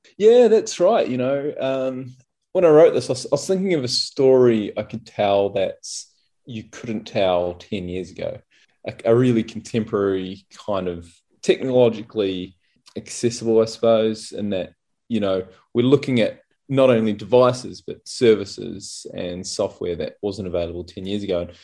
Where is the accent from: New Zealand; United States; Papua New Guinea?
New Zealand; now in Australia; I'm a Kiwi, so we'd so often go back to New Zealand